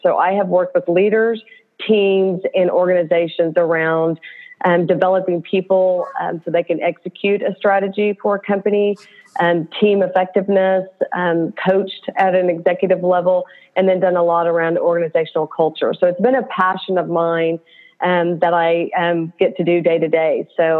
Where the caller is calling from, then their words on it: Oklahoma City, Oklahoma, United States; From Oklahoma City.